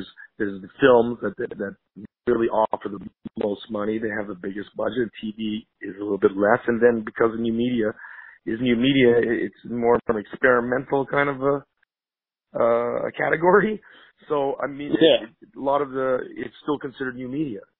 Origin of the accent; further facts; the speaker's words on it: Montreal, Quebec, Canada; moved away as an adult; now in Los Angeles, United States; I'm Canadian. My nationality is Canadian. I hail from Montreal